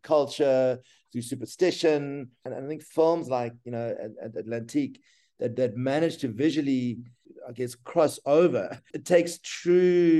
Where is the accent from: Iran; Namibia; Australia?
Namibia; now in South Africa; I was born in Namibia